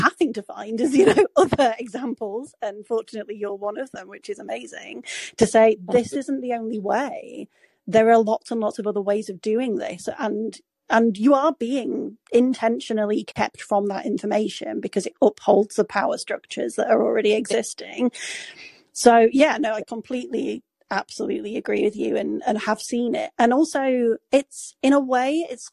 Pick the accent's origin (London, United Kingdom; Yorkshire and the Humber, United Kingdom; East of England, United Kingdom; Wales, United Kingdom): Yorkshire and the Humber, United Kingdom; also born or lived in York; I'm from Yorkshire